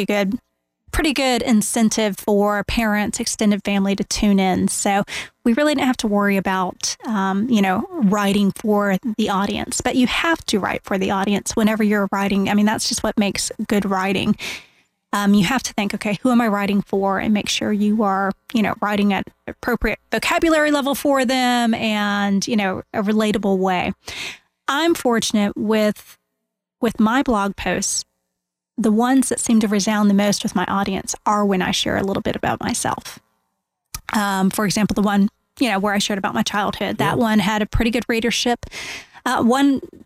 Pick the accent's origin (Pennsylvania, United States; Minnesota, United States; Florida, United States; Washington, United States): Florida, United States; Winter Park; I grew up here in Central Florida